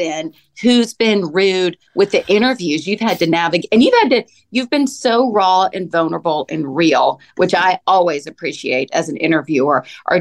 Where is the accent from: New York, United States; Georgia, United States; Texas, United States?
Georgia, United States; Atlanta; I'm from Atlanta.